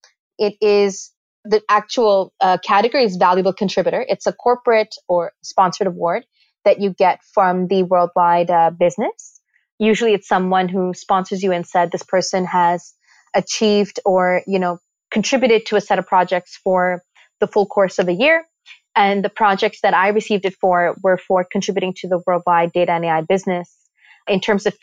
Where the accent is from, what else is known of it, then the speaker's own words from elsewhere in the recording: Karachi, Sindh, Pakistan; also born or lived in Toronto, Canada; now in New York, United States; but I was born in Pakistan in a little clinic in Karachi. And, you know, I moved around quite a bit through the course of my life.